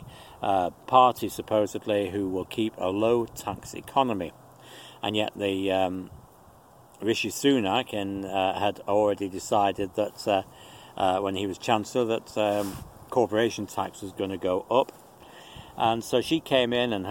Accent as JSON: {"language": "English", "country": "United Kingdom", "moved": "yes"}